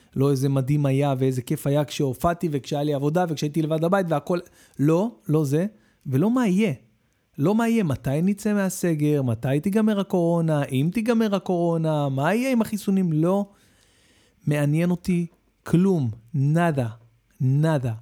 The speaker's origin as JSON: {"language": "Hebrew", "country": "Israel", "said": "אנחנו ישראלים"}